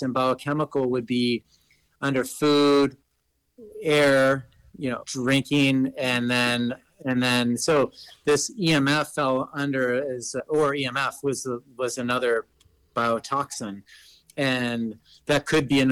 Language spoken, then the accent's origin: English; Los Angeles, California, United States; I grew up in Los Angeles, California